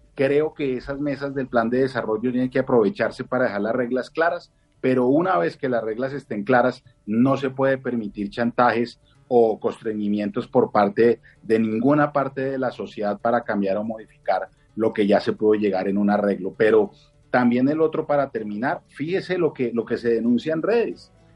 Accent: Bogotá, Colombia; como bogotano

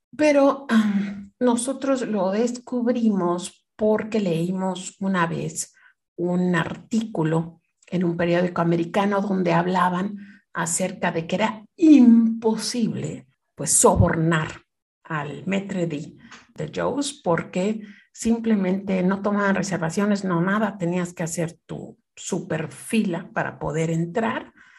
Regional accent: Mexico; moved away as an adult; also born or lived in Canada; siendo mexicana

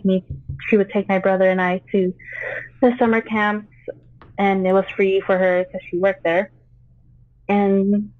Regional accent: Las Vegas, Nevada, United States; also born or lived in Philippines; I was born in the Philippines and moved here when I was 2. And I moved out here to Las Vegas

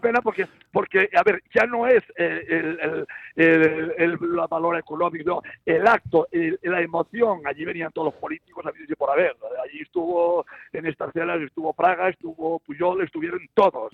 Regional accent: Galicia, Spain; now in Cerdanyola del Vallès, Spain; como buenos gallegos

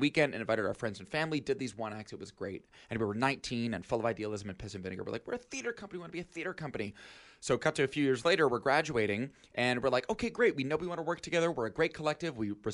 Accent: New York, United States; Yeah, so I am from upstate New York originally, and I grew up near Albany.

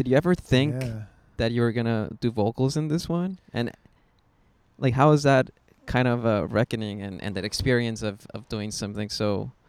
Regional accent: San Fernando Valley, California, United States; I think all of us, I mean, three of us here, we grew up in the Valley.

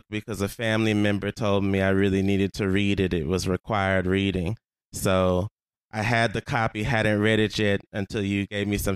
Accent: Houston, Texas, United States; I'm from Houston, Texas

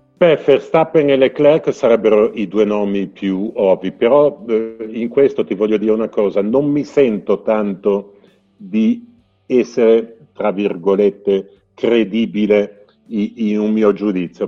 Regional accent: Genoa, Liguria, Italy; come genovese

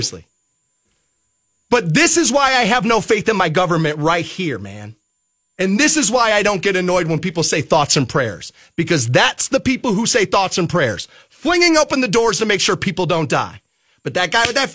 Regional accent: Aurora, Ohio, United States; I grew up in Aurora. It's a privileged area, it is

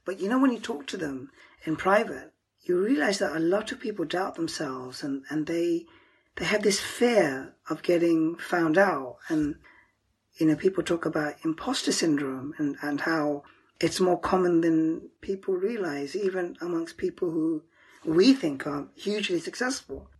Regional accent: United Kingdom; As a Pakistani, you know, we have these conflicts about who to support. And I'm second generation, and I, even though I was born in the UK

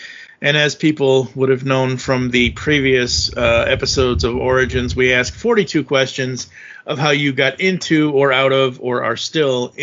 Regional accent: East Coast, United States; I was born on the East Coast

